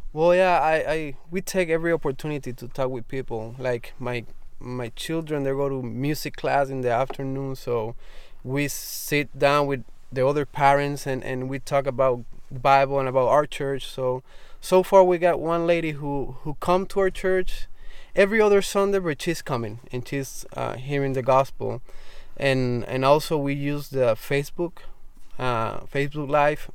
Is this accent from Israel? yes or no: no; Arroyo, Puerto Rico; born or raised there